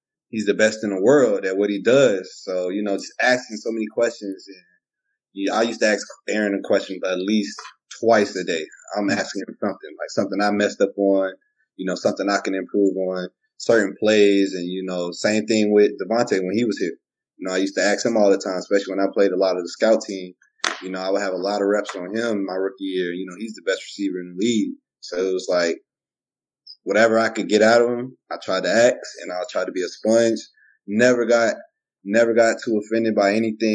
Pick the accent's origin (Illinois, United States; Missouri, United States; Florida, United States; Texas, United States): Florida, United States; Miramar; moved away; I'm originally from Miramar, Florida, which is in Broward County, Florida, border of Dade